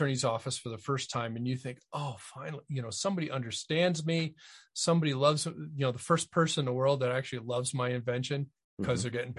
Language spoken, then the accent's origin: English; Connecticut, United States; I grew up in Connecticut.